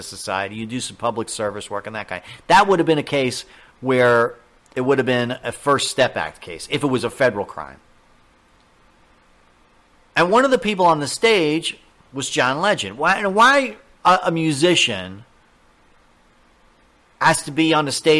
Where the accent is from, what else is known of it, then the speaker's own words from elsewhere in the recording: New York, United States; I'm from New York